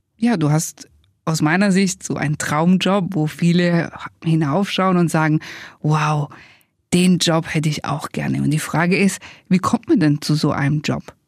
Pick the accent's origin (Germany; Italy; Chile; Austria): Italy; wir sind ja beide Italiener, Alessandro und ich